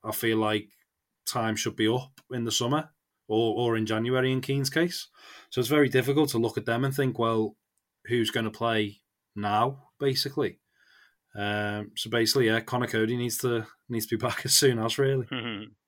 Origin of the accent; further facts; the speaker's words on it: England, United Kingdom; as an Englishman